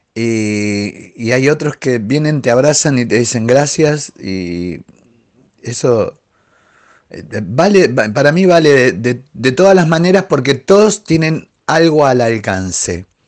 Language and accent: Spanish; Argentina; soy argentino